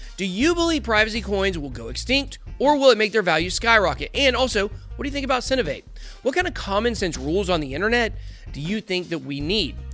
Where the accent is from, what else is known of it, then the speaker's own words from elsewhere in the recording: Atlanta, Georgia, United States; I'm from Atlanta